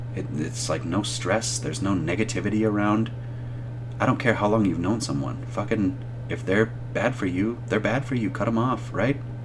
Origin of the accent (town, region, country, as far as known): United States